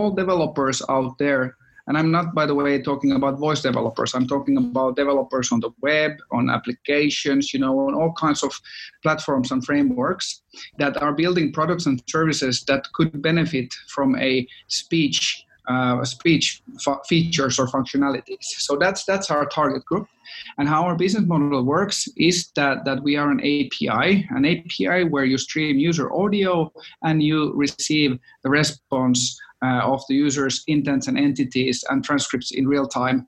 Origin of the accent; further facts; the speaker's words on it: Finland; moved away; We are from Finland originally, so of course all Finns needed to do their mandatory Nokia stint